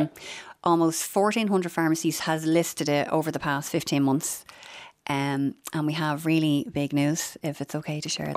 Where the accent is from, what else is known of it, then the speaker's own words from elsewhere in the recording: Dublin, Leinster, Ireland; I'm from Finglas